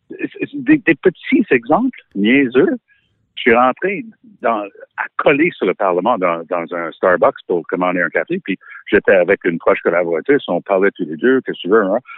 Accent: Ottawa, Ontario, Canada; born there; jusqu'à ce que je mets les pieds à Ottawa comme adulte, parce que je suis né à Ottawa.

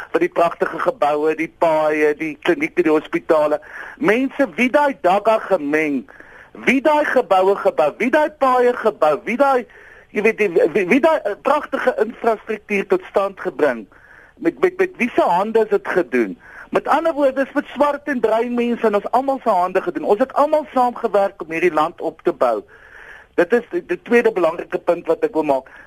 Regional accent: South Africa

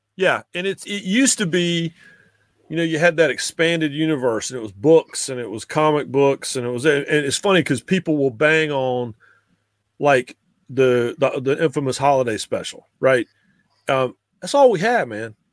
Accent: Raleigh, North Carolina, United States; I grew up in Raleigh

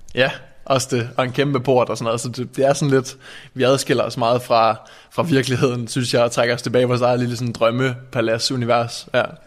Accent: Randers, Central Denmark Region, Denmark; also born or lived in Aabenraa; jeg kommer fra Randers

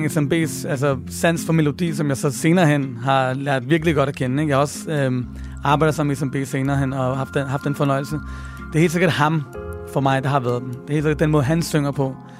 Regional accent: Copenhagen, Capital Region of Denmark, Denmark; Jeg voksede op på Nørrebro, hvor jeg stadig bor

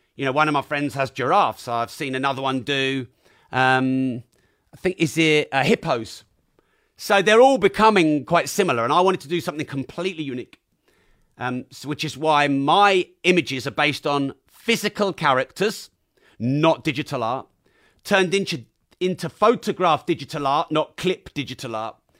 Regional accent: Peterborough, East of England, United Kingdom; I'm from Peterborough.

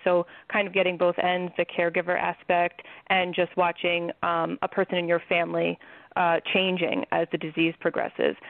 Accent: New York, United States; I'm from New York

